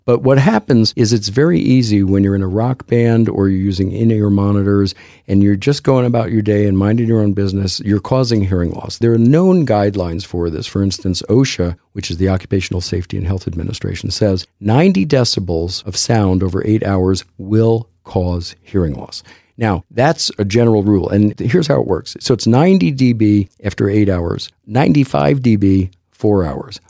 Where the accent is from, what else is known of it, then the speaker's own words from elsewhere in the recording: Texas, United States; I'm a Texan